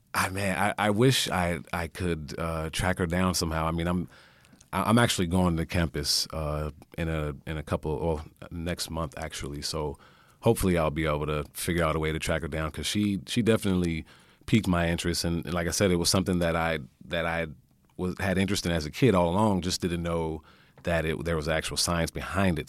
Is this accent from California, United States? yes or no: yes; California, United States; I'm from California